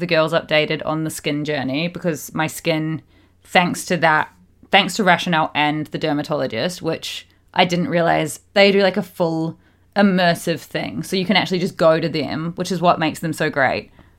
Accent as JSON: {"language": "English", "country": "Australia", "tie": "born or raised there", "also_born_or_lived": "New Zealand", "said": "growing up in Australia and New Zealand, and I just never had a care in the world for SPF until recent years."}